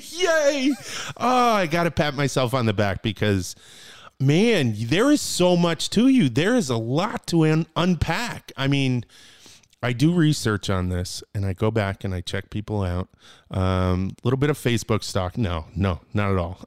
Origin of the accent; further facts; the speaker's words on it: New Britain, Connecticut, United States; I'm from hard hitting New Britain.